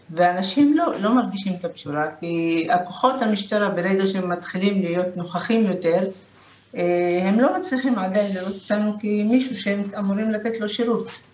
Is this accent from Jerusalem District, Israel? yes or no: no; Lod, Central District, Israel; אני מלוד